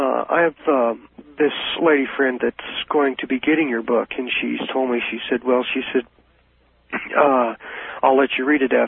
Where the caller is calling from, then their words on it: Colchester, Illinois, United States; I'm calling from Colchester, listening to you, Illinois